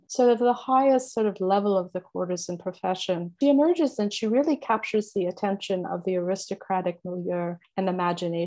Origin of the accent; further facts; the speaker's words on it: Italy; also born or lived in Connecticut, United States; now in Los Angeles, United States; I was born in Italy and spent a lot of my time there over the years.